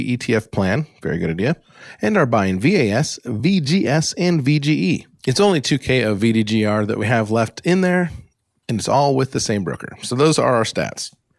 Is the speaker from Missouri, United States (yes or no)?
no; Alaska, United States; accent: United States; also born or lived in Great Lakes; now in Great Lakes region, United States; my normal, boring, Alaska-born, Great Lakes living, United States accent